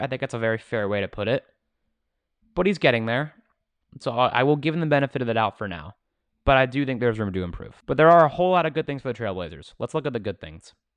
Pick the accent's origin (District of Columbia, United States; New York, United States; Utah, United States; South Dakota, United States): District of Columbia, United States; Washington; the Washington Wizards. My hometown team